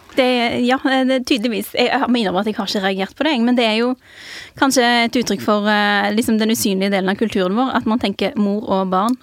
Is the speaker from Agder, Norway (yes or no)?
no; Jørpeland/Strand municipality, Rogaland, Norway; now in Oslo, Norway; jeg kommer fra Bjøringsbygd i Strand kommune